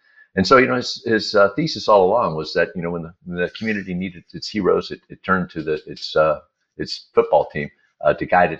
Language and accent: English; Houston, Texas, United States; I am not a Yinzer. I am not from Pittsburgh. And in fact, I'm a born Texan. And I think it's important in this context is that as a kid born in Houston in 1964